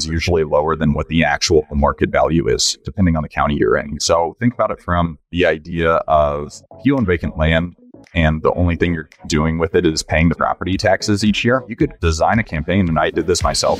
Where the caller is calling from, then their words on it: Colorado Springs, Colorado, United States; Colorado Springs, Colorado.